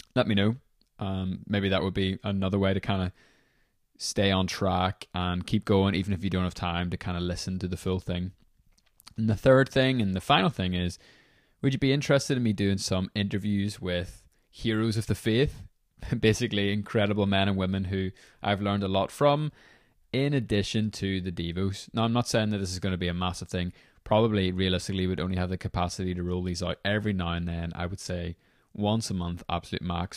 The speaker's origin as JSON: {"language": "English", "town": "Belfast", "region": "Northern Ireland", "country": "United Kingdom", "said": "I'm from Belfast, Northern Ireland"}